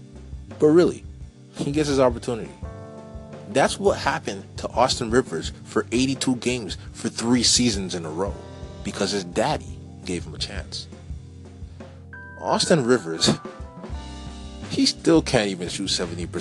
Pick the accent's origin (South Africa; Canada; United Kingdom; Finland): Canada; I'm Canadian